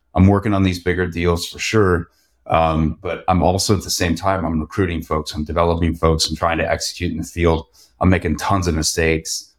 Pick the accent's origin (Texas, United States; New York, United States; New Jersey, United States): Texas, United States; being a native Texan